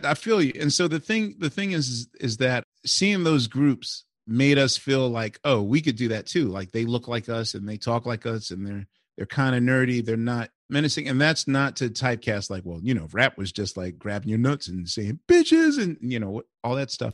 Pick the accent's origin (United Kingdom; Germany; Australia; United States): United States; Philadelphia, Pennsylvania; I'm I'm from West Philly, so West and Southwest Philly are kind of like where my and Center City, of course, is like where my DNA is implanted